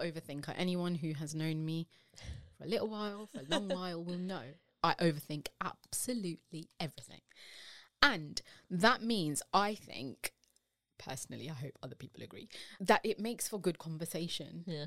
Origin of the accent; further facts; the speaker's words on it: United Kingdom; as British Asian women